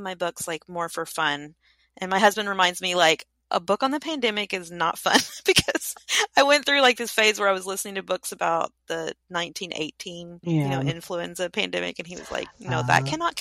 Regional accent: Kentucky, United States; I grew up in Kentucky

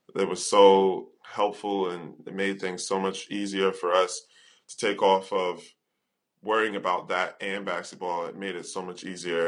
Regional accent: United States; moved away; being an American

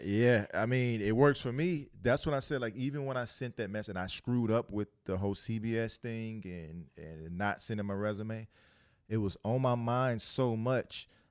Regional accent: Louisiana, United States; I'm from Louisiana

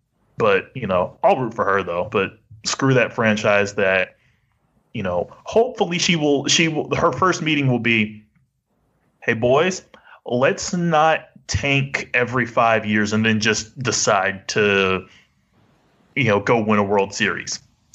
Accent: New York, United States; as a New Yorker

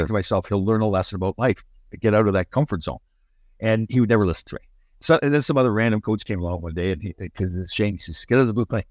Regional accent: Canada; we're Canadian boys

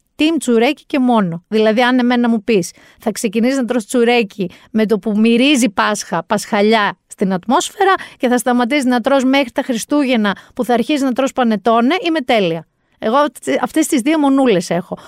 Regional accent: Mani, Peloponnese, Greece; Προέρχομαι από μία περιοχή η καταγωγή μου είναι από τη Μάνη. Στη Μάνη Θυμάμαι μικρή

